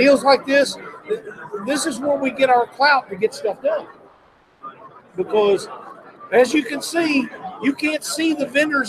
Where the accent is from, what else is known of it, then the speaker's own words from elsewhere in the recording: Missouri, United States; my home state of Missouri